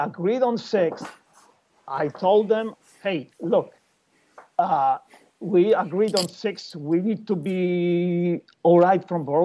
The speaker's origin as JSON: {"language": "English", "country": "Poland", "said": "We are all from Poland."}